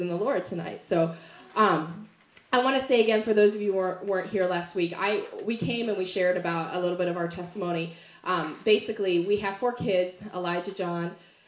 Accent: the South, United States; moved away; when I'm from the South

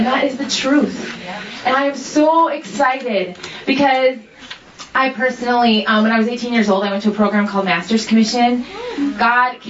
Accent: Minnesota, United States; also born or lived in Seattle; I'm 26 years old, and I'm from Minnesota

